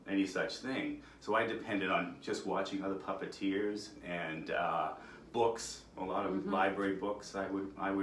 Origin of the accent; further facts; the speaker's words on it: Worcester, Massachusetts, United States; I've always lived, born and raised in Worcester